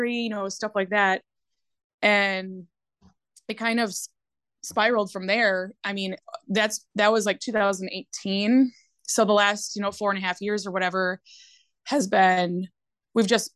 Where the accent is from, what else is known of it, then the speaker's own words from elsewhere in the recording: Winona, Minnesota, United States; moved away as an adult; now in Hayward, United States; we are originally from Winona, Minnesota, and we moved up to Hayward